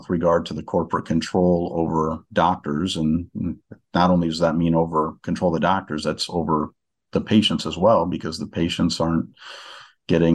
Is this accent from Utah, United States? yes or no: no; Northwest Iowa, United States; moved away; also born or lived in Des Moines, Iowa; we moved and went to Northwest Iowa. And, that was my hometown where I am now